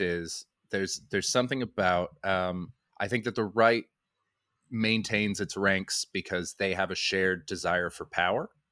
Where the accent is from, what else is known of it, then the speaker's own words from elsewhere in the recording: Vancouver, British Columbia, Canada; moved away as an adult; also born or lived in Brighton / Montreal; now in United Kingdom; I'm from Vancouver. Well, just outside